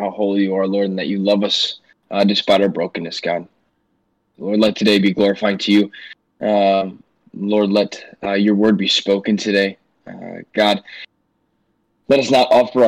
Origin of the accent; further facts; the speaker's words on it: St. Louis, Missouri, United States; I'm from St. Louis, go to Missouri Baptist University